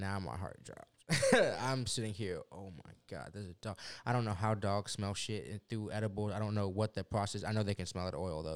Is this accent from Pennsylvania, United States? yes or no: no; Houston, Texas, United States; also born or lived in Lubbock, Texas; It's a nine-hour drive about to South Houston from Lubbock